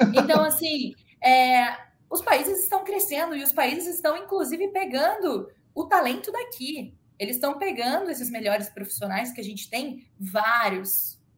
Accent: Rio Grande do Sul, Brazil; sou do sul, sou gaúcha

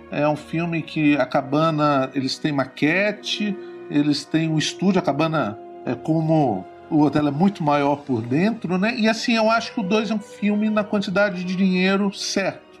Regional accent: Guarapari, Espírito Santo, Brazil; sou do Espírito Santo, sou de uma cidade chamada Guarapari e cresci numa aldeia de pescadores.

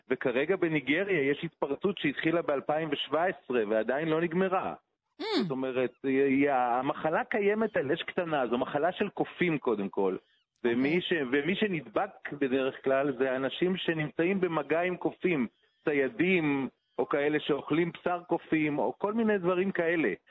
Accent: Jerusalem, Jerusalem District, Israel; פה קרוב אליי, אני הרי ירושלמי

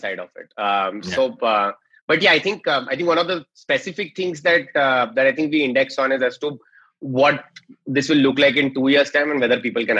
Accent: Mumbai, Maharashtra, India; I'm from Bombay

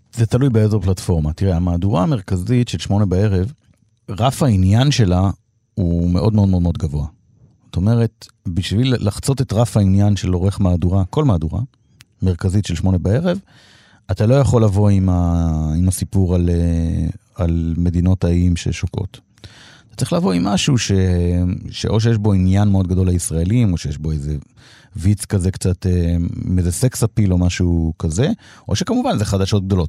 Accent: Degania, Northern District, Israel; moved away; אני בא מקיבוץ

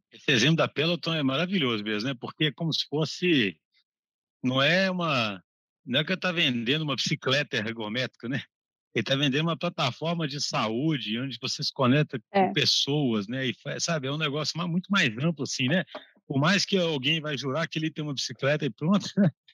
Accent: Brazil; eu, como brasileiro

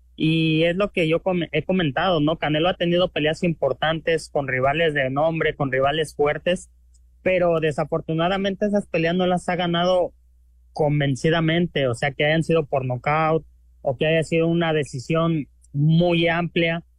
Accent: Mexico; yo como mexicano

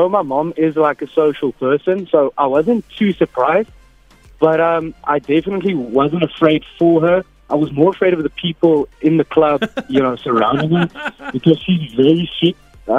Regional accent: Bloemfontein, Free State, South Africa; moved away; And obviously, I grew up in Bloemfontein. Okay, that's not that obvious, but yeah. So I grew up in Bloem, so I know a lot of people from there.

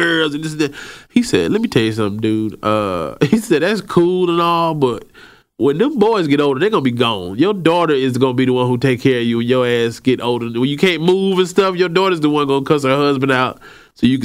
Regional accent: Atlanta, Georgia, United States; also born or lived in Birmingham; I grew up in Southwest Atlanta

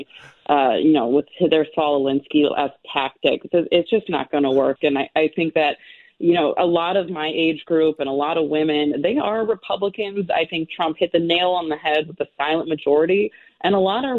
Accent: Maplewood, Minnesota, United States; I'm from Maplewood

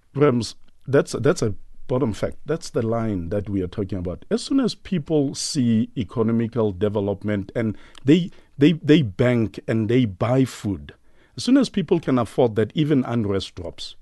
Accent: Soweto, Gauteng, South Africa; I'm from White City

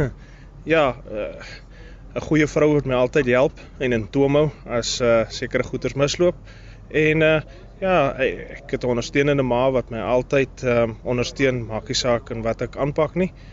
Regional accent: Britstown / Strydenburg, Northern Cape, South Africa; ek uh, kom maar oorspronklik van Britse in Strydenburg. Ons familieplaas lê nog steeds tussen Britse en Strydenburg.

